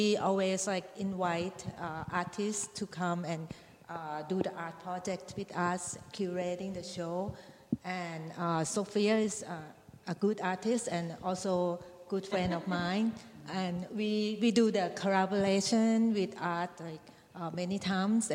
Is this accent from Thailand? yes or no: yes; Thailand; moved away; I'm from Thailand